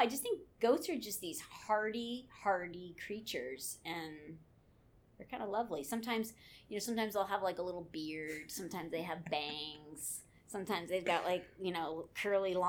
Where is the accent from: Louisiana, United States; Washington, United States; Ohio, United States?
Washington, United States; Seattle; moved away; I grew up in Seattle